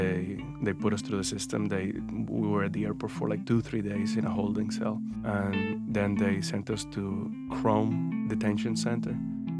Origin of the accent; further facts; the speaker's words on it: Havana, Cuba; also born or lived in Santiago de Cuba, Cuba; now in Louisville, United States; I was born in Santiago de Cuba, in Cuba, and I moved to Havana when I was very young. My childhood was great, like any other Cuban child.